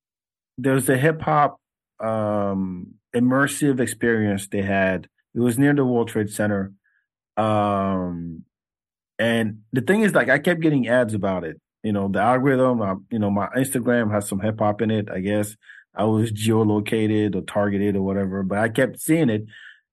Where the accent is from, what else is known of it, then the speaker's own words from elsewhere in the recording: Senegal; born there; But I was born in Senegal.